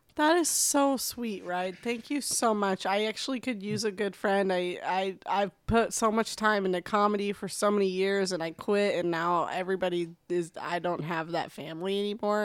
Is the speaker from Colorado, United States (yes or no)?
yes; Denver, Colorado, United States; moved away; I'm from Denver norm, originally